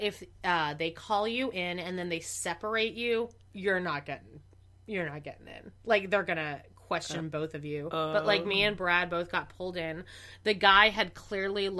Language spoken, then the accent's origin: English; Canada; moved away as an adult; now in United States; I'm Canadian